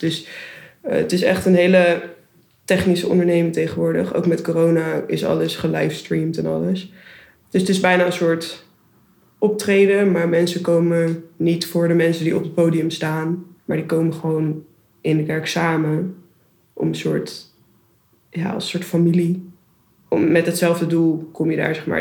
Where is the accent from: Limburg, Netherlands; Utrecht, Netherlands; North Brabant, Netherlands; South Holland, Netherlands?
Utrecht, Netherlands; Houten; moved away as an adult; also born or lived in Rotterdam; ik kom uit Houten bij Utrecht en ik ben daar christelijk opgevoed door mijn ouders.